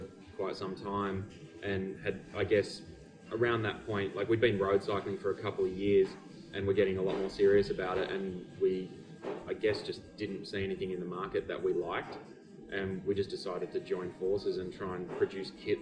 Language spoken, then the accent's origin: English; Australia; we're Australian, so we just kind of Australianize it and say attacker.